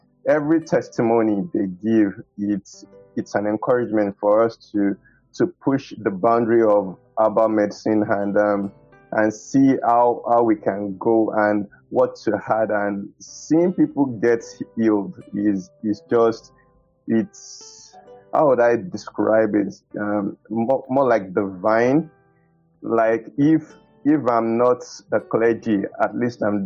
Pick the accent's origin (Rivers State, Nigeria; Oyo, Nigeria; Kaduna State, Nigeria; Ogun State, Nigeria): Oyo, Nigeria; I grew up in Oyo Town, Emmanuel Baptist Church